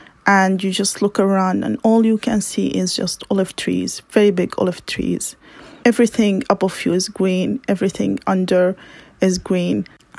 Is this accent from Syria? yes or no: yes; Damascus, Damascus Governorate, Syria; moved away as an adult; also born or lived in Jordan / United Kingdom; I was born in Damascus. I'm one of eight. My family is a very normal middle-class family. My father was a lawyer. My mother is like the greatest mother ever. I went to Damascus University.